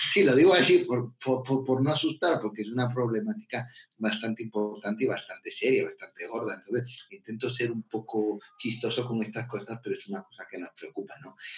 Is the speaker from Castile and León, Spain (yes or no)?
yes; León, Castile and León, Spain; soy de España, del norte de España, de una ciudad que se llama León